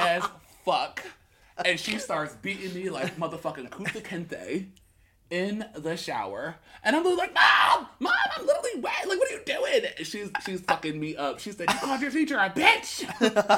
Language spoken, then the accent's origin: English; Pennsauken, New Jersey, United States; I grew up in Pensauken, we used to have rock fights